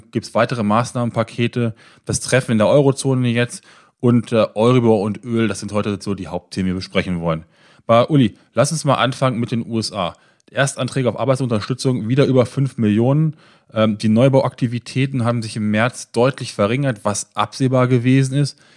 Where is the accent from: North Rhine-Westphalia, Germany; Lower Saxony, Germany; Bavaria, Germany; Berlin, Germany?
Lower Saxony, Germany; Braunschweig; weil in meiner Heimat in Braunschweig gilt es ab Wochenende, dass man Masken tragen muss.